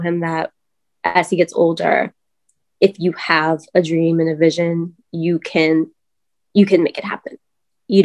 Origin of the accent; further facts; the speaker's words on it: New York City, New York, United States; moved away as an adult; now in Charlotte, United States; I'm from Brooklyn, New York